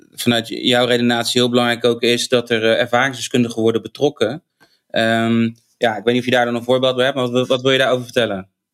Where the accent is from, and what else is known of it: Rotterdam, South Holland, Netherlands